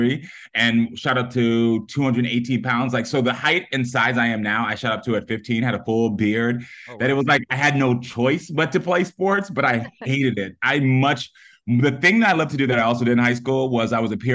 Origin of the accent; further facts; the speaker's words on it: Parkland, Florida, United States; my high school in Parkland, Florida